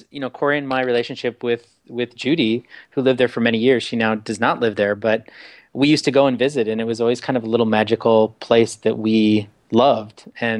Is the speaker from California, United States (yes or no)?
no; small farm town outside of Chicago, Illinois, United States; moved away; Yeah, both Corey and I grew up in the Midwest. I grew up in a really small farm town outside of Chicago.